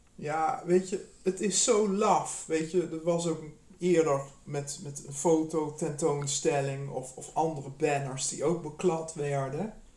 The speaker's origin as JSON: {"language": "Dutch", "town": "Nijmegen", "region": "Gelderland", "country": "Netherlands", "tie": "born or raised there", "also_born_or_lived": "Amsterdam", "moved": "yes", "said": "ik kom uit, ik ben in Nijmegen geboren"}